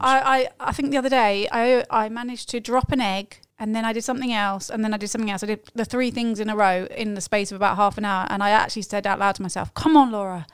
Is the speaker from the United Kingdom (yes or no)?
yes; United Kingdom; moved away as an adult; us as British expats